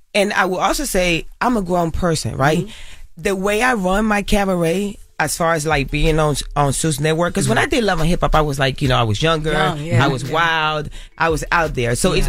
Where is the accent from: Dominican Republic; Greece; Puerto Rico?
Puerto Rico; Carolina; I grew up in I always say this, I grew up in Puerto Rico. I grew up in Carolina, en Las Esmeraldas, en el Caserío. I grew up in the ghetto, in the hood, in the trenches.